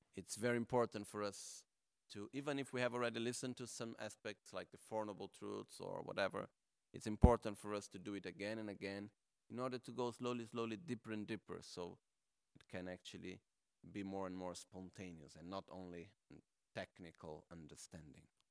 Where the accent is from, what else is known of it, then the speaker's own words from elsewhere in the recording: Brazil; I am from Brazil